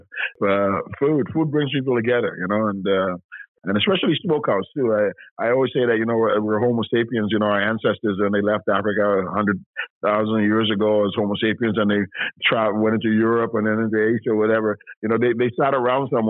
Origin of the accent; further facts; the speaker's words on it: Toronto, Ontario, Canada; also born or lived in Grenada / England; I came to Canada when I was 8 years old. So I've been in the city for over half a century, right? So I'm a product of Canada. I'm a product of Toronto, right? I grew up in Toronto, right?